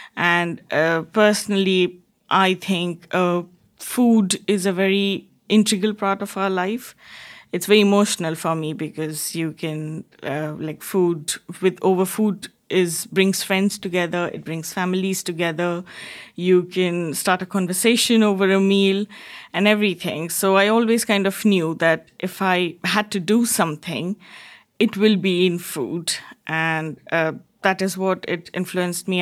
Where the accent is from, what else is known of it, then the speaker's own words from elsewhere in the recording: Jamshedpur, Jharkhand, India; moved away as an adult; also born or lived in Kolkata, India / Bangalore, India; now in Wantage, United Kingdom; I grew up in a very small town called, like, Jamshedpur, uh, And then, again, we moved to Kolkata, like, when I was a bit bigger.